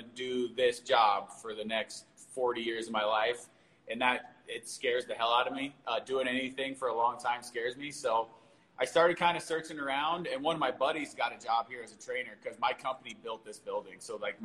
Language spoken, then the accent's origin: English; Denver, Colorado, United States; I was born and raised in Denver, Colorado. My entire life I've lived here.